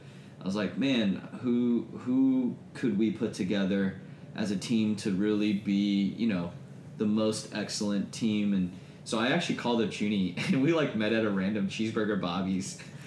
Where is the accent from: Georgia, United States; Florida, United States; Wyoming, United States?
Georgia, United States; East Cobb; East Cop, west side of Atlanta. And so all of us, we grew up in East Cop, which there aren't as many Koreans here.